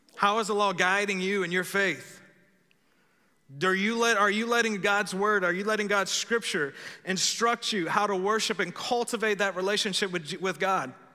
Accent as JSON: {"language": "English", "region": "Texas", "country": "United States", "said": "I am American after all. Some of y'all thought I was Texan. Actually, I'm American first"}